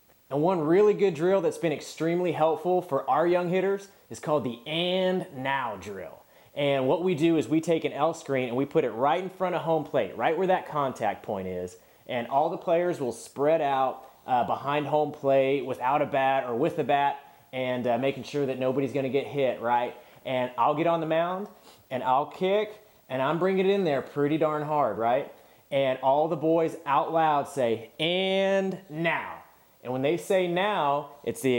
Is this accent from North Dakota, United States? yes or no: no; California, United States; I was from California.